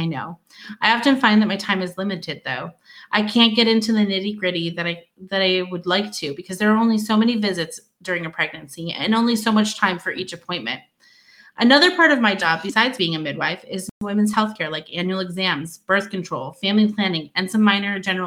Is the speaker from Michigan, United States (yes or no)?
yes; Michigan, United States; moved away as an adult; also born or lived in Louisiana / Arizona / Wyoming; now in Fairbanks, United States; I am from Michigan originally, went to school there, started working there